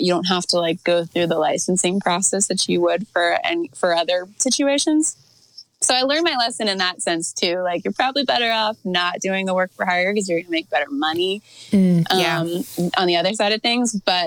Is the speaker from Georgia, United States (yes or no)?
yes; Atlanta, Georgia, United States; now in Nashville, United States; I grew up in Atlanta